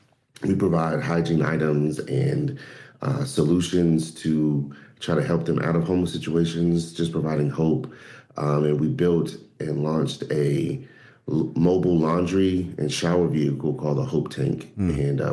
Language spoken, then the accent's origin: English; Charlotte, North Carolina, United States; This is my wife, Adrienne, and I'm from Charlotte, North Carolina.